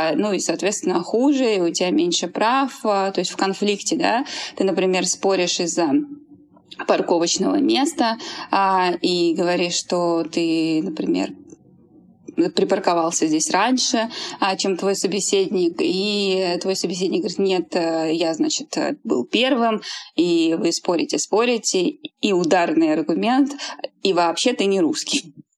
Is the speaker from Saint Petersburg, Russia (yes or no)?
yes; Saint Petersburg, Russia; also born or lived in Buryatia; Я родилась в Бурятии, выросла в Петербурге